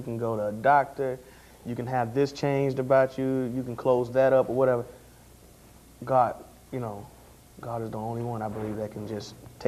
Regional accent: Austin, Texas, United States; I grew up in Austin

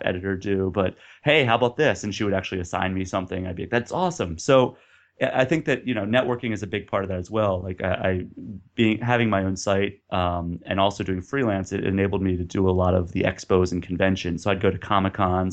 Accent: Baltimore, Maryland, United States; also born or lived in Pittsburgh / Austin, Texas; now in Minneapolis, United States; I grew up around Baltimore

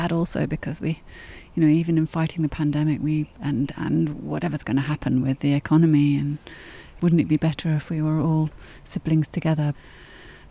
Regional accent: England, United Kingdom; also born or lived in France; in England, I'm mainly seen as English. Nobody thinks that I'm French, and I don't have a French accent

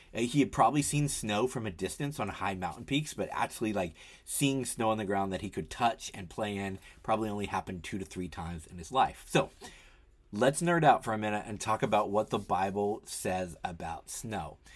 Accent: Tennessee, United States; now in Philadelphia, United States; I grew up in Tennessee

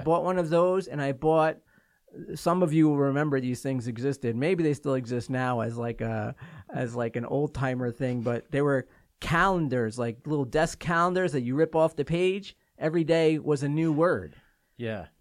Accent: New York, United States; moved away; I'm from New York

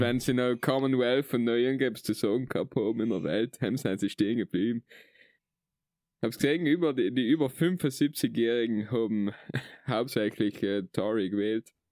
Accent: South Tyrol, Trentino-Alto Adige, Italy; bei uns in Südtirol

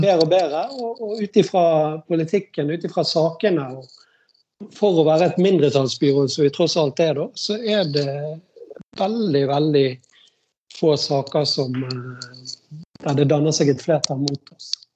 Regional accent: Bergen, Vestland, Norway; jeg er oppvokst i Hjalmaren

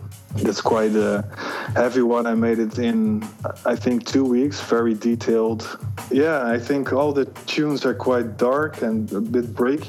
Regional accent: Groningen, Netherlands; I'm from Groningen, the Netherlands, aka G-Town.

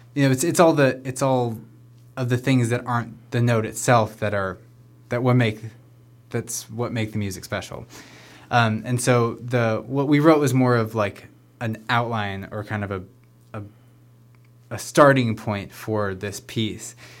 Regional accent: Sunriver, Oregon, United States; I grew up in Sun River, just a little ways south of here

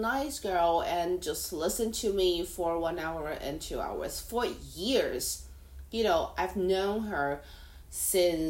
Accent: Taiwan; first language Mandarin; English is a second language; now in Hong Kong; I am a Taiwanese living in Hong Kong.

